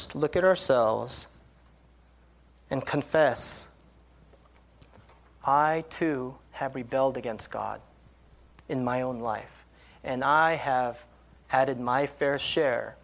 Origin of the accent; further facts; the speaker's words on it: California, United States; I grew up in California